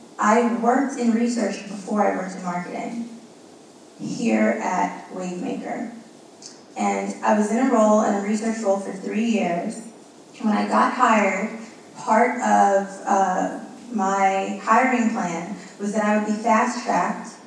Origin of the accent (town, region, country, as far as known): New York City, New York, United States; first language Spanish; English is a second language